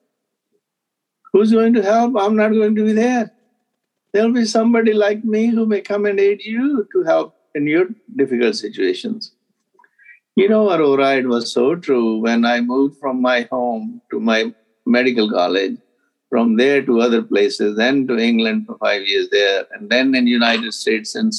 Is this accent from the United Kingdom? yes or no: no; Punjab, India; I grew up in Punjab, north part of India